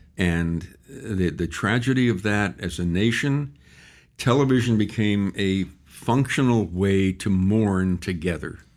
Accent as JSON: {"language": "English", "town": "San Antonio", "region": "Texas", "country": "United States", "tie": "born or raised there", "also_born_or_lived": "Austin, Texas", "said": "I was born and raised in San Antonio, Texas"}